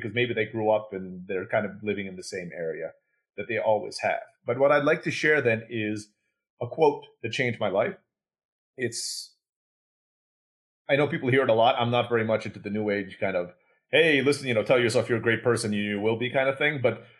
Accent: Istanbul, Turkey; also born or lived in Philippines; now in Mexico; I was born in the Philippines, grew up in Istanbul, Turkey.

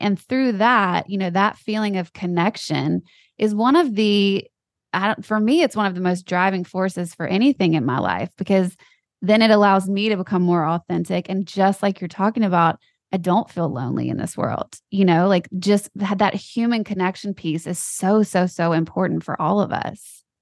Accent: Louisiana, United States; we're both from Louisiana

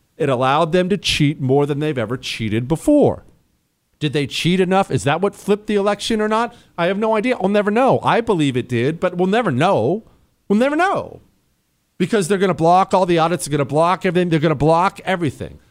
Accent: Montana, United States; I was raised in Montana. That's where we moved when I was 10.

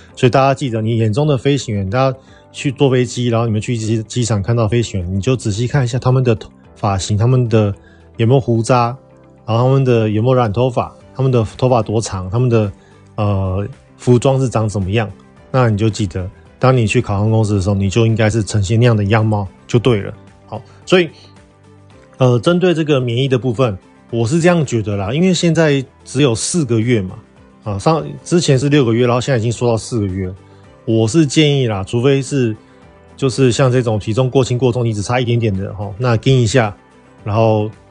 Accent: Taiwan; 我们是台湾的中华民国国民

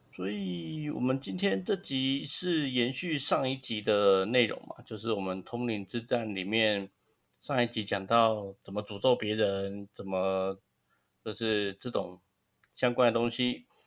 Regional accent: Taiwan; 我们台湾人

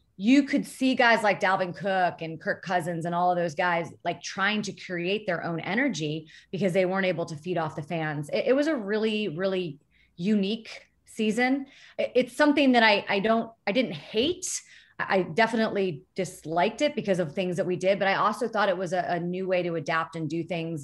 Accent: Florida, United States; I grew up in Florida

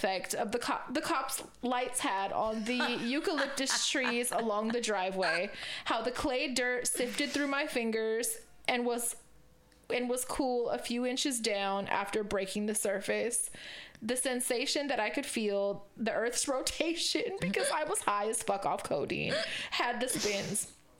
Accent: Corning, California, United States; I was raised in Corning, California.

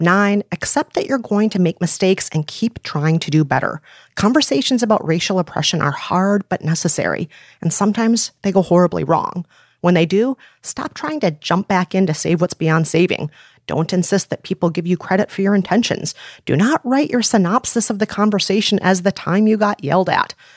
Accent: Minneapolis, Minnesota, United States; now in New York City, United States; my hometown of Minneapolis

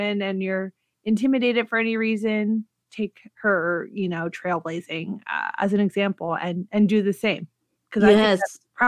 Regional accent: Washington, District of Columbia, United States; D.C., which is my home state. That's not a state.

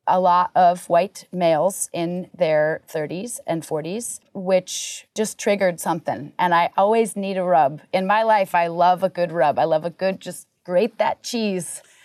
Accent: Vermont, United States; moved away; also born or lived in Hollywood; Growing up in Vermont

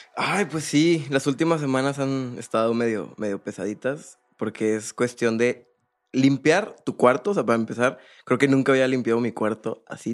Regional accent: Monterrey, Nuevo León, Mexico; also born or lived in Poza Rica, Veracruz; Yo nací en Poza Rica, Veracruz. Mi papá es de Monterrey, mi mamá es de allá. Yo nazco allá, pero nos venimos a, vivir aquí a Monterrey

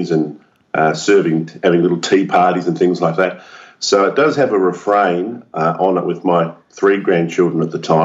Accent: Australia; also born or lived in Melbourne, Victoria

